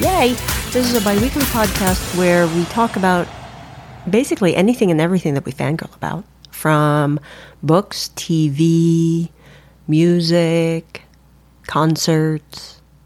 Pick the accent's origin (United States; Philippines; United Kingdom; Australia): Philippines; I'm Filipino. We're Filipinos